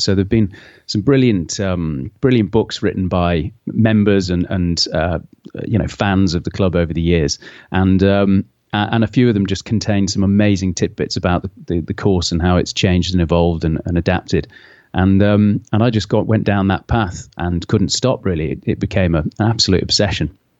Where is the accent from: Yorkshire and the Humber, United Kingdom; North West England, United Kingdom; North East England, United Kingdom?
North West England, United Kingdom; Hoylake; moved away as an adult; now in London, United Kingdom; I moved away from Hoy Lake, uh, uh, similar, about fifteen years ago